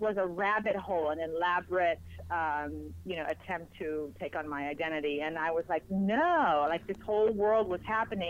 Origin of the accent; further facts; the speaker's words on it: Spain; first language Spanish; English is a second language; moved away; I'm actually from Spain, born and raised in Spain. My father's American. My mother is Spanish. My first language is Spanish.